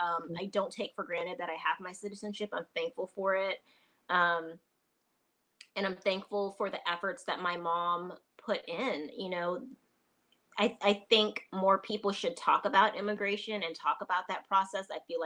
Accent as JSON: {"language": "English", "country": "Trinidad & Tobago", "said": "I'm a military brat. I'm from Trinidad and Tobago originally anyway. So, you know, I've just grown up eating so many different types of food."}